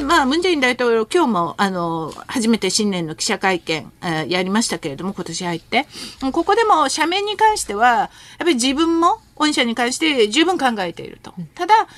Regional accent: Japan; born or raised there; Japanese is a second language; also born or lived in Seoul, South Korea

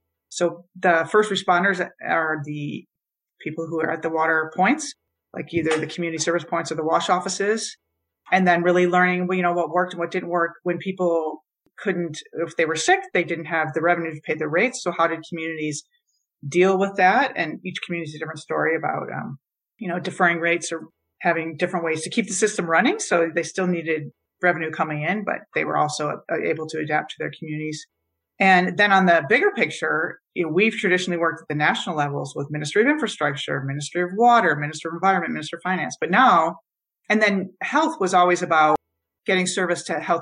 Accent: Michigan, United States; I grew up in Michigan taking water for granted

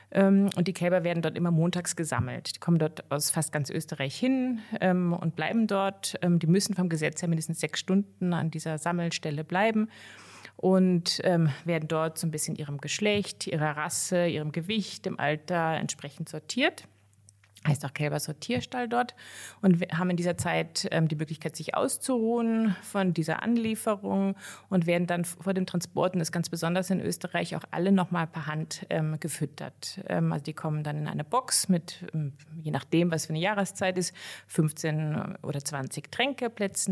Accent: near Cologne, North Rhine-Westphalia, Germany; now in Austria; bin aber nicht in Bayern, sondern in Nordrhein-Westfalen, in der von Köln aufgewachsen

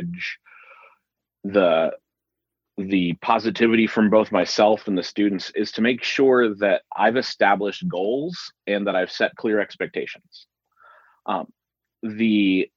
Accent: Dayton, Ohio, United States; moved away as an adult; also born or lived in Nashville, Tennessee; now in Thomasville, United States; I am originally from Dayton, Ohio. I lived there the entire time that I was growing up until I left for college.

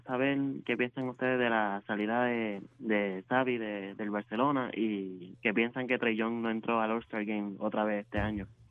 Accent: Puerto Rico

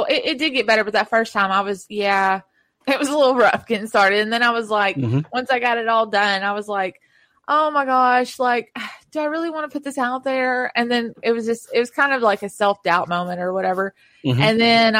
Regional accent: the South, United States; I'm from the South.

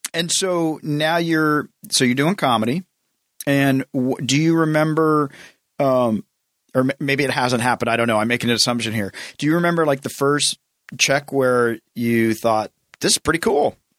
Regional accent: the South, United States; I grew up in the South, so everybody, you have to go, you have to go to church.

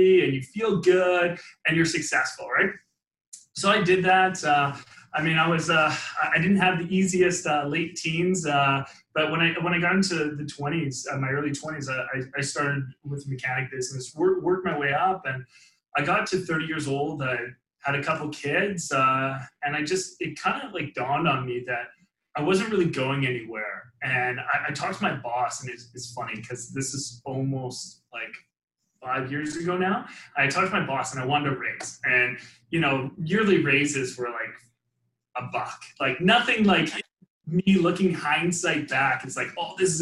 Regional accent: Langley, British Columbia, Canada; I grew up just in Vancouver, British Columbia, actually, Langley to be exact

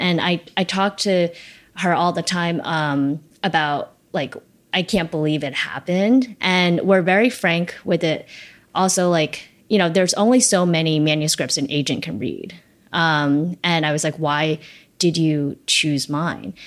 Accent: New York City, New York, United States; also born or lived in China; I came to Flushing, actually, first

